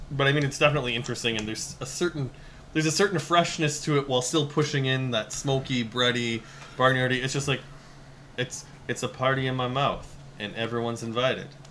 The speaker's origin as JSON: {"language": "English", "town": "Regina", "region": "Saskatchewan", "country": "Canada", "tie": "born or raised there", "moved": "yes", "said": "I am from Saskatchewan"}